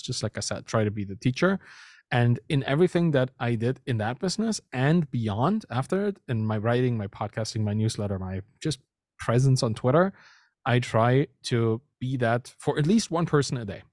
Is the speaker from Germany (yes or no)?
yes; Germany; moved away as an adult; now in Canada; I'm German, right? I, I grew up there, and I, I moved from Germany to Canada just recently, a year ago